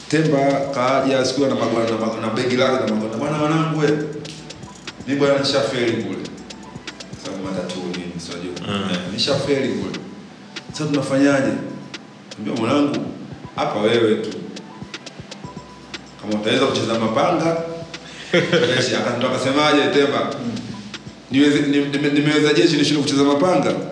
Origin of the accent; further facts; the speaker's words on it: Kigoma, Tanzania; Mimi nimetoka Kigoma bwana, kule Kigoma sisi tuna kundi letu linaitwa Manyama Family, lakini tunajulikana kama Mazimu.